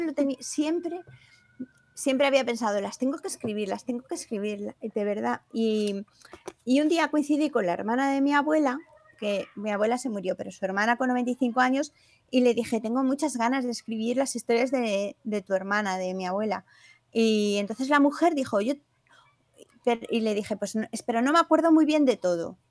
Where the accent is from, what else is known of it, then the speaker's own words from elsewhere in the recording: Granada, Andalusia, Spain; moved away; also born or lived in Porcuna, Jaén; yo soy granadina y el pueblo por cuna que se llama ahora es el pueblo de mi padre.